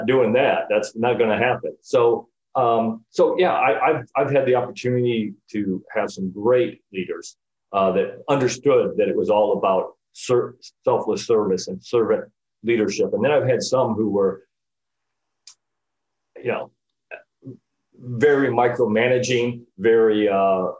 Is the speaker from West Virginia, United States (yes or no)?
no; Northern Illinois, United States; moved away as an adult; now in Florida, United States; I grew up in Northern Illinois, which is why I live in Florida